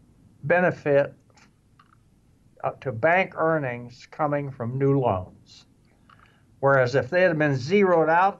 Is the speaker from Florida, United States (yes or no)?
no; Wichita, Kansas, United States; I grew up in Wichita.